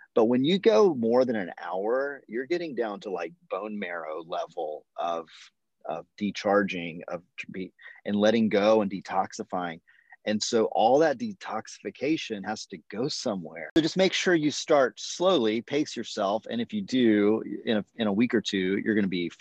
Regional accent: United States; as an American

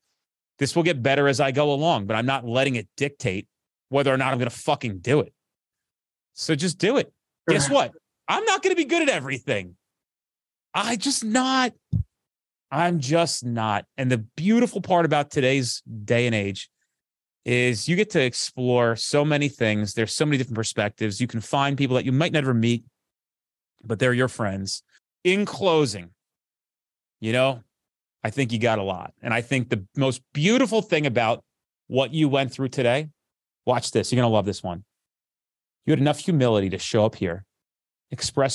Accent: New Jersey, United States; I'm from Jersey

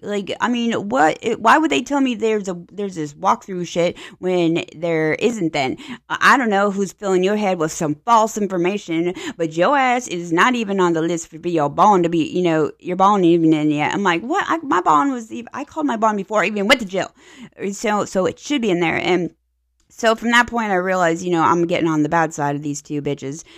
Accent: Pittsburgh, Pennsylvania, United States; now in Tampa Bay, United States; I'm from Pennsylvania, so, you know, when you're born in Pittsburgh area, you just naturally are black and yellow

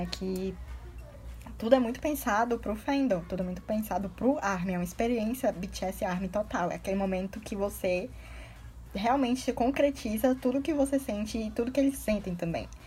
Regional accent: Ceará, Brazil; Eu sou cearense, mas eu sou muito acostumada.

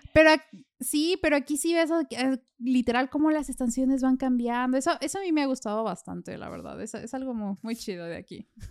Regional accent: Mexico; now in Vienna, Austria; siendo mexicana

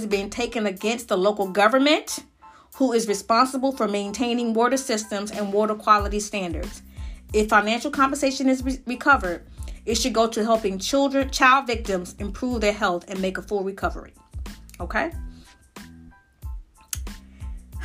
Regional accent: Lowndes County, Alabama, United States; where I grew up in Lowndes County, Alabama

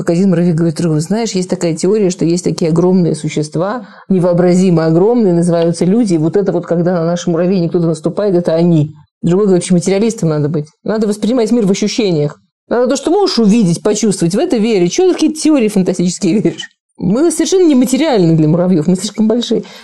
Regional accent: Moscow, Russia; Я из Москвы.

